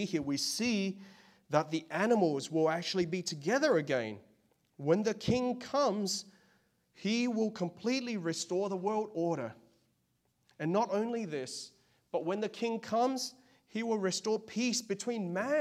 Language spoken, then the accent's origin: English; Australia; now in United States; I'm from Australia, of Chinese